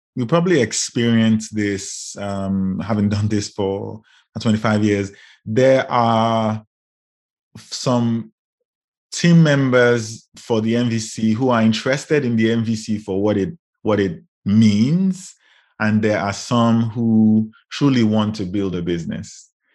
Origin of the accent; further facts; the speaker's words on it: Lagos, Nigeria; moved away as an adult; also born or lived in United Kingdom; now in Chicago, United States; I grew up in Lagos, Nigeria, and ended up in the U K for post-grad